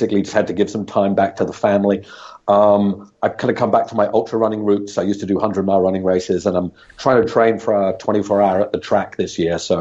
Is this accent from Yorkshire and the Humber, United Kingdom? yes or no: no; Scotland, United Kingdom; moved away as an adult; also born or lived in Australia / Hong Kong; now in Singapore; I grew up in Scotland from the age of, well, you know, a few months old till the age of 22 when I finished university.